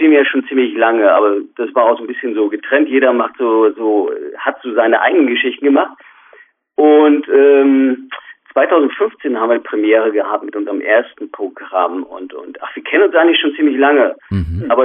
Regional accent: Minden, North Rhine-Westphalia, Germany; aus Minden, das ist also ja. quasi der nordöstlichste Zipfel von Westfalen, wird nur umrundet von Niedersachsen.

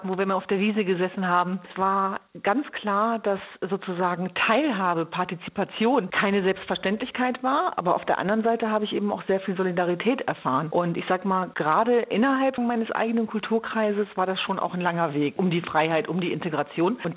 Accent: Hanover, Lower Saxony, Germany; Also für mich war ist natürlich Hannover Linden meine Heimat gewesen und ich war immer in beiden Welten zu Hause.

